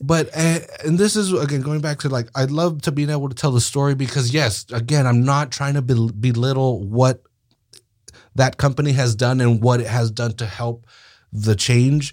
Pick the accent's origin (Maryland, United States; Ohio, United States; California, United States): California, United States; Salinas; we grew up there